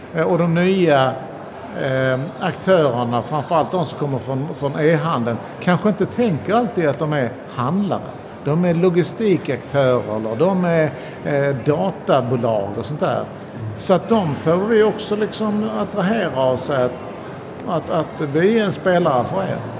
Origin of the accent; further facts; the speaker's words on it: Sweden; vi svenskar